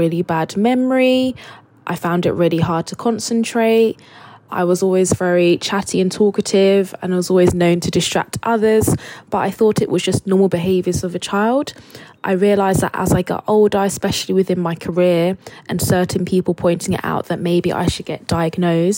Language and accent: English; Luton, East of England, United Kingdom; now in Manchester, United Kingdom; I live in Manchester, but I grew up in Luton in Bedfordshire